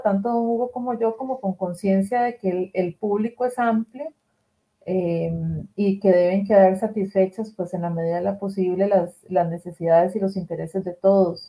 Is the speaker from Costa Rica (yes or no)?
yes; Costa Rica; aquí en mi país, en Costa Rica